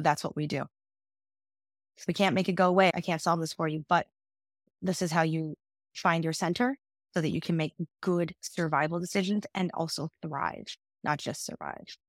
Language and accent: English; United States; as an American-born woman